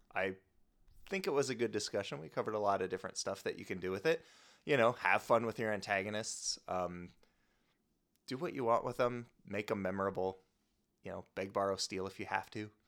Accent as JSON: {"language": "English", "region": "Midwest", "country": "United States", "tie": "born or raised there", "moved": "yes", "said": "I grew up in the Midwest"}